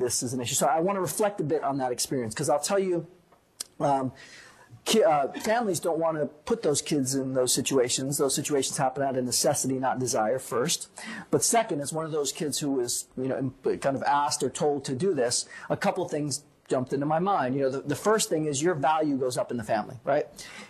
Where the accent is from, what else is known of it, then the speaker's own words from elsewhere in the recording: New York City, New York, United States; moved away; also born or lived in Puerto Rico / Boston, Massachusetts; I grew up in New York City. Grew up in a bilingual, bicultural home